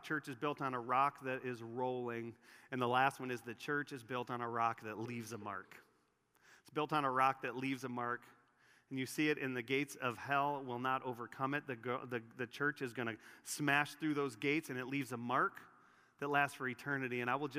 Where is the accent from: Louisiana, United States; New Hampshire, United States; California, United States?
California, United States; San Francisco; I worked as a dancer at Disneyland as a college student in Southern California. I grew up in San Francisco, so naturally my idol resided in Mickey Mouse and the promises made through him.